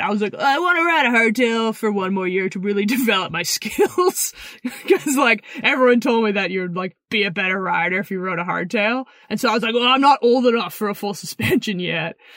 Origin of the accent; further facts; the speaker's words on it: Pemberton, British Columbia, Canada; also born or lived in Squamish, British Columbia; I grew up in Pemberton, B C until I was about twelve.